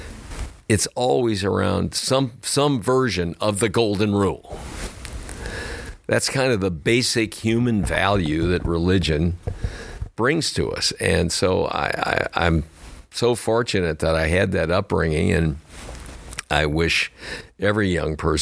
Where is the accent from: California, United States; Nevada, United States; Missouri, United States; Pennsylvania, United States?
Missouri, United States; St. Louis; moved away as an adult; I had never been out of St. Louis in my entire life